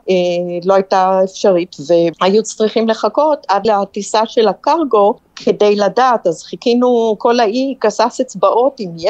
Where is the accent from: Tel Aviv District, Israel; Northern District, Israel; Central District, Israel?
Northern District, Israel; Kiryat Tivon; moved away as an adult; now in Palau; אני במקור מקריית טבעון, שזה שווה ערך למדינה כאן, זה אותו מספר תושבים